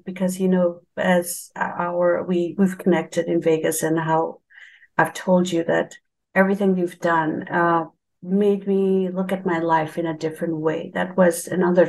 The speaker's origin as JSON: {"language": "English", "country": "Bangladesh", "tie": "born or raised there", "said": "So I was born and raised in Bangladesh."}